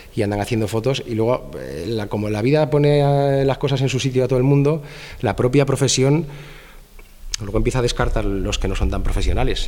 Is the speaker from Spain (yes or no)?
yes; Madrid, Community of Madrid, Spain; de Madrid, eh, tengo 45 años